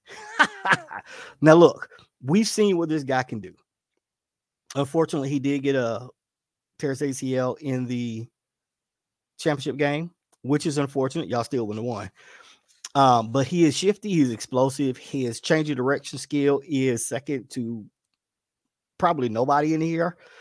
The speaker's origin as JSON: {"language": "English", "region": "the South", "country": "United States", "said": "as a Southerner"}